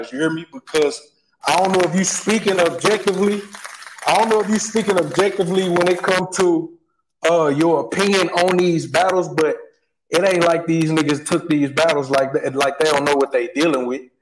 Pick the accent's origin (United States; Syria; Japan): United States; St. Louis, Missouri; I'm from St. Louis.